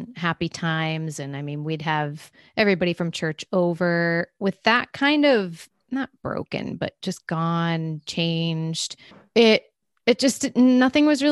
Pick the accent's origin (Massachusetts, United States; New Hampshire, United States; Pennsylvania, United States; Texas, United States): Massachusetts, United States; moved away as an adult; also born or lived in Connecticut; now in Los Angeles, United States; My home state is Massachusetts